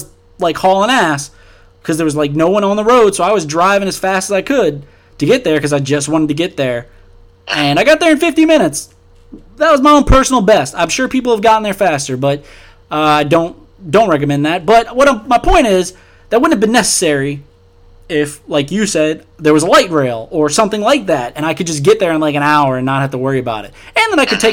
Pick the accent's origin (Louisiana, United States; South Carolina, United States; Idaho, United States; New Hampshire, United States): Louisiana, United States; New Orleans; also born or lived in Baton Rouge, Louisiana; I'm from New Orleans, and I went to school in Baton Rouge, and I lived in Baton Rouge for 8 years